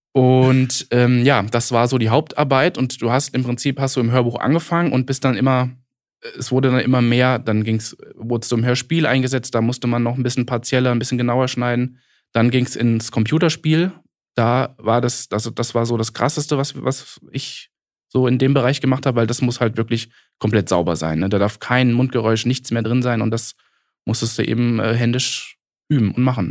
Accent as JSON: {"language": "German", "town": "Giessen", "region": "Hesse", "country": "Germany", "also_born_or_lived": "Kassel", "said": "also ich komme so aus, aus der Gießener Ecke, Gießen-Marburg."}